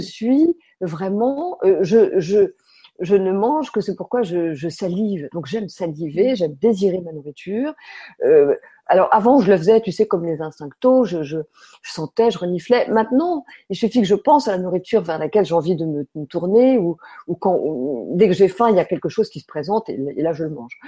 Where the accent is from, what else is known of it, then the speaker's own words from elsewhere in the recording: France; quand on est français